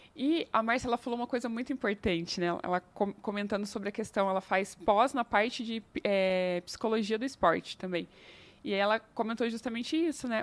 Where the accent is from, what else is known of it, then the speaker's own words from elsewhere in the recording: interior of São Paulo, Brazil; now in Curitiba, Brazil; eu sou do interior de São Paulo